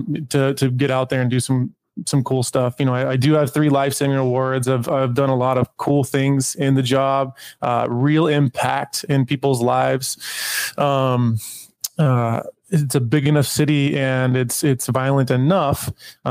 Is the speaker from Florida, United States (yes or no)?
no; Tacoma, Washington, United States; I grew up in Tacoma. Tacoma's home